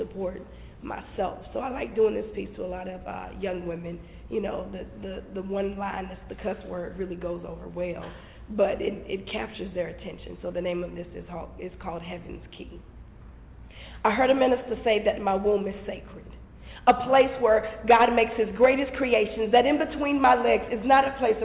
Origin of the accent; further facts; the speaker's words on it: Longview, Texas, United States; also born or lived in St. Louis, Missouri; I was born in St. Louis, but I was raised in East Texas, Longview, Texas